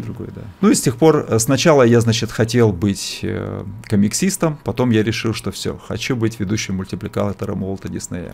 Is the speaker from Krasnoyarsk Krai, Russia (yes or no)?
no; Bratsk, Irkutsk Oblast, Russia; moved away; also born or lived in Vikhorevka; мы жили еще в Братске, кто знает, может быть, есть такой городок. Вот, я, я, я даже не в нем родился, где-то где даже под Братском, там маленький был город Вихаревка. Родился я в Братске, это Иркутская область. Э, ну, то есть, то, то, есть, то есть там я там я это учился в школе